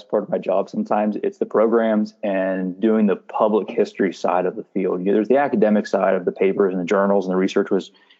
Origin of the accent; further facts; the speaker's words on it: Lewistown, United States; I grew up in Lewistown.